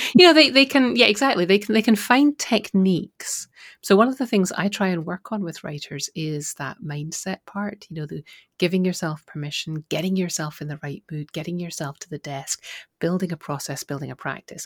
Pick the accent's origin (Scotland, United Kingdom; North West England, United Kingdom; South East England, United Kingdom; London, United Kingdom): Scotland, United Kingdom; I'm from Scotland